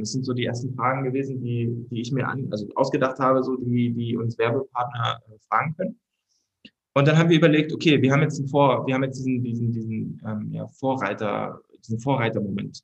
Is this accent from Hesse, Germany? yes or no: no; Berlin, Germany; als Berliner